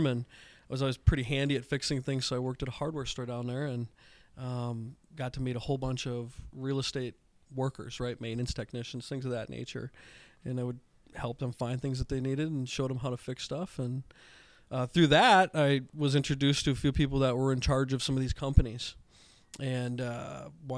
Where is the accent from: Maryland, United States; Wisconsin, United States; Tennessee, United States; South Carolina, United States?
Wisconsin, United States; Menomonie; moved away as an adult; also born or lived in Madison, Wisconsin; Menominee being my hometown and coming back, right? Because I worked in Madison for 12 years before I came back in 2015